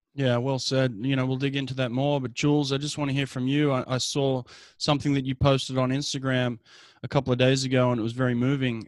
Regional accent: Australia; moved away as an adult; now in United States; I grew up in Australia

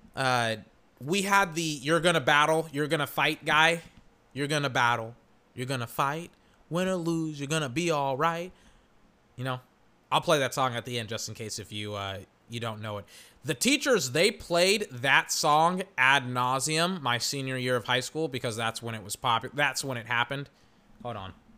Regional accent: Weir, Texas, United States; also born or lived in Georgetown, Texas; I'm from Georgetown, Texas. Technically, I'm from Weir, Texas. I went to high school at Eastview, Texas.

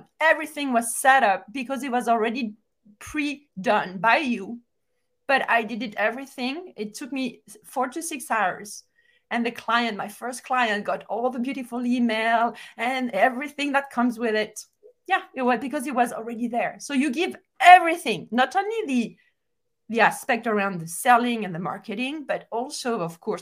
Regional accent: France; moved away; I'm from France

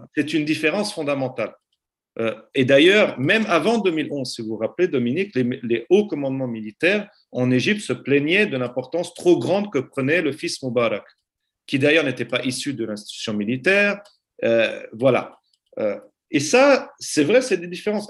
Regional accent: Aleppo, Aleppo Governorate, Syria; now in Lausanne, Switzerland; La ville d'où je suis originaire, Alep

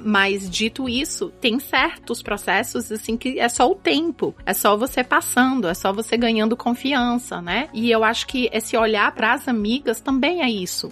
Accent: Fortaleza, Ceará, Brazil; moved away as an adult; also born or lived in New York; now in New Jersey, United States; Eu sou do Ceará

